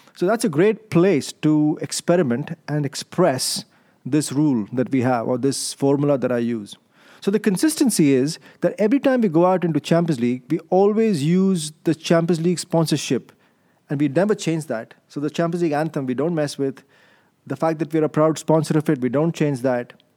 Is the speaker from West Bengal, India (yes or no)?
no; Delhi, India; moved away as an adult; also born or lived in London; now in Amsterdam, Netherlands; my upbringing is in India. I'm in, I'm, I'm born Indian. I was born in Delhi to Indian parents. And then I did my M B A there